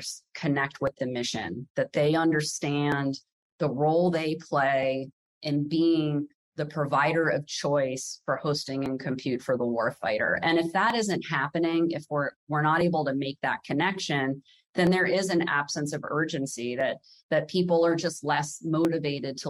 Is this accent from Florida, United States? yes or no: no; around the Pentagon, Virginia, United States; I grew up around the Pentagon